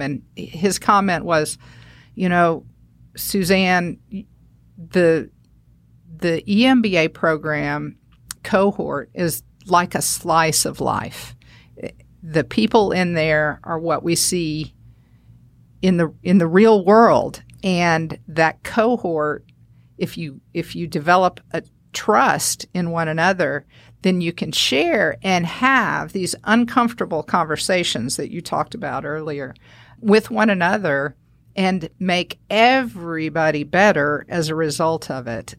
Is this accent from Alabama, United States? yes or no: yes; northern Alabama, United States; moved away; also born or lived in Saint Louis, Missouri; So we moved there, and that's where I spent my, through high school